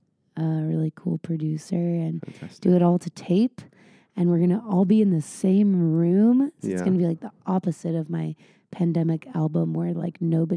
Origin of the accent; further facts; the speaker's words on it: San Diego, California, United States; I grew up in San Diego